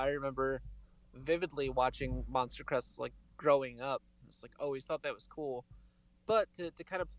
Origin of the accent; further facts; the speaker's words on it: Connecticut, United States; I grew up in Connecticut, so I had the melon heads.